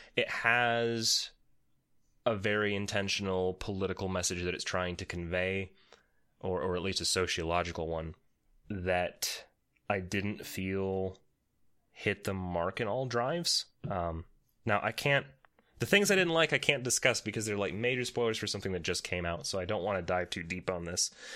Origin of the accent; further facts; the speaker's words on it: Romania; I am from Romania